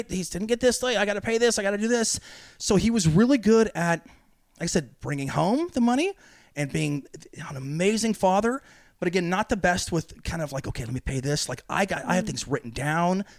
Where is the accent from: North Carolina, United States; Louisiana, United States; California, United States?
California, United States; Uh, NorCal.